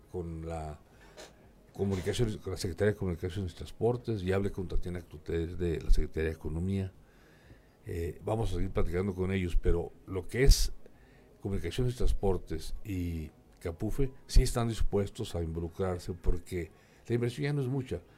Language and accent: Spanish; Durango, Mexico; Yo soy de Durango, Durango, de la tierra de los alacranes.